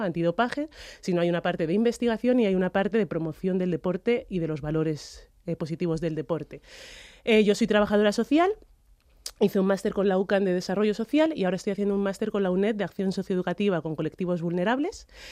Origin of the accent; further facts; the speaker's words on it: Spain; he, nacido y me he criado en España